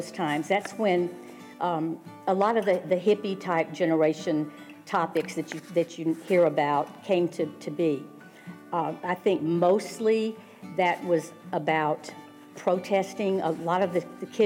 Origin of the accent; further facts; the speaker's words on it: the South, United States; growing up in the South